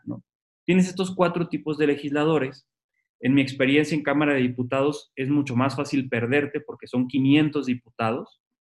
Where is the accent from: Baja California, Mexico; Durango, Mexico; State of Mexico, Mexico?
Baja California, Mexico; Tijuana; moved away as an adult; also born or lived in Mexico City; yo soy tijuanense, me vine a la Ciudad de México a estudiar la licenciatura